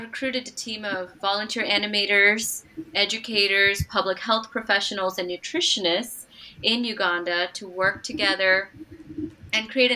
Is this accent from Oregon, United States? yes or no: yes; Portland, Oregon, United States; English is a second language; also born or lived in Doddaballapur, India / Bangalore, India; I am originally from Portland, mm-hmm. Oregon